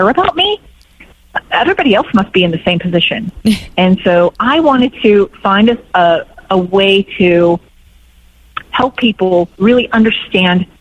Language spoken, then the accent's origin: English; Bay Area, California, United States; also born or lived in Santa Barbara / Spain; I'm from the Bay Area originally